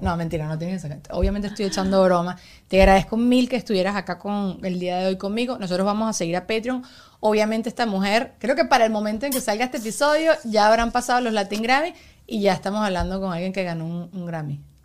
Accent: Venezuela; moved away as an adult; Yo nací en Venezuela, viví en Venezuela hasta los 25 años.

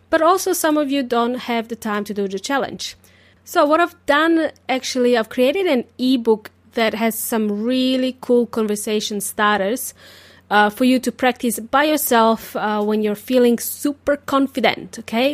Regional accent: Serbia; English is a second language; now in Australia; I wasn't born in Australia. I was born in Serbia

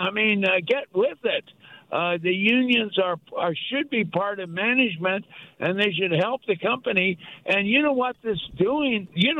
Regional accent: United States; also born or lived in Burlingame, California; as an American

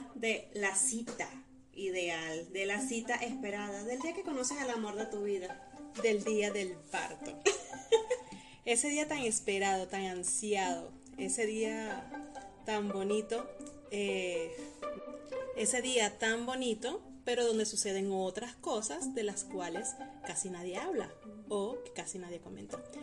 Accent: Venezuela; moved away as an adult; now in Mexico; yo le digo, de Venezuela

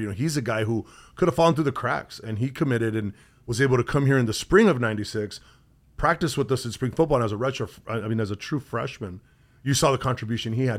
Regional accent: Southern California, United States; moved away; growing up in Southern California

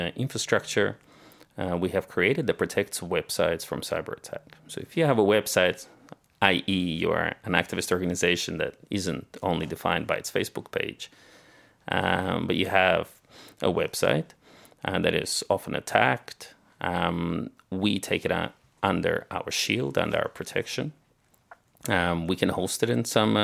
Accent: Australia; moved away as an adult; also born or lived in Soviet Union; I grew up in Australia

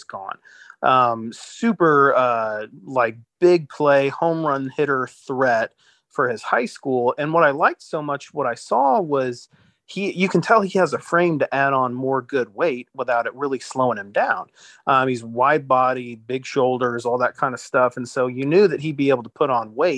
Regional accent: Cocoa Beach, Florida, United States; also born or lived in Merritt Island; I was born in Cocoa Beach and lived in Merritt Island for a couple years

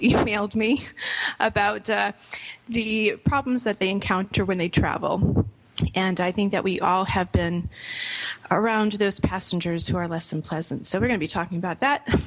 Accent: Rhode Island, United States; also born or lived in Boston; now in Orlando, United States; My parents are from Boston, grew up in Rhode Island.

